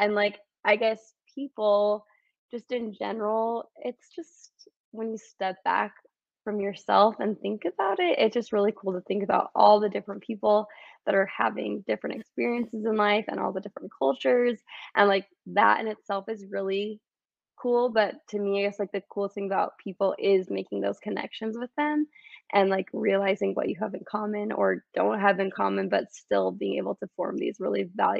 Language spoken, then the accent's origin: English; California, United States; also born or lived in Michigan / Arizona; And then I claim California is where I'm from. I lived there for like middle school and high school years